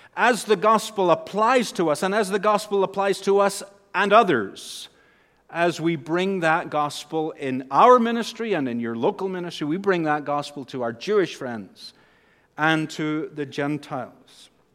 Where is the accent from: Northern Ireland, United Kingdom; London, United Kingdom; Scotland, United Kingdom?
Northern Ireland, United Kingdom; accent: Northern Irish; moved away; with my accent back home, I would say the power of God. I'm, I'm stretching it now into two syllables as the accent changes. The power of God. We say in Northern Ireland